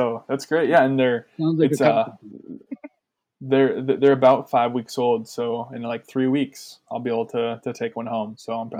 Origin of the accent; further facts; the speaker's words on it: Brainerd, Minnesota, United States; now in Duluth, United States; because I'm from Brainerd originally.